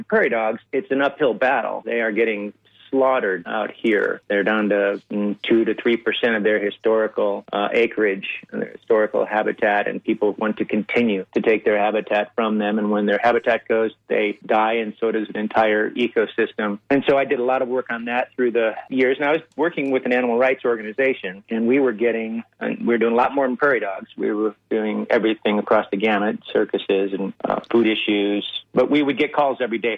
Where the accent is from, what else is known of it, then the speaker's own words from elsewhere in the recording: Iowa, United States; moved away as an adult; now in Colorado, United States; I grew up in Iowa.